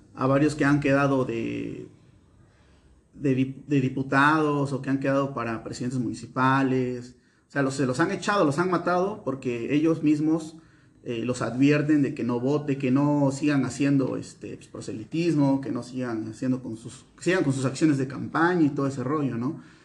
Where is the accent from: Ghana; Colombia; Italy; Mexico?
Mexico; Veracruz; nosotros somos veracruzanos